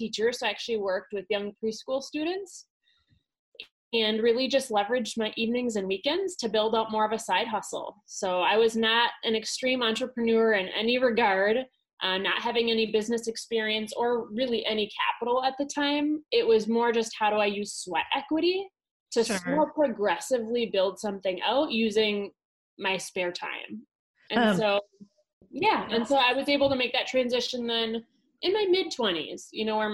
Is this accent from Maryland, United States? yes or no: no; Wisconsin, United States; I'm from Wisconsin originally. So I'm a Wisconsin girl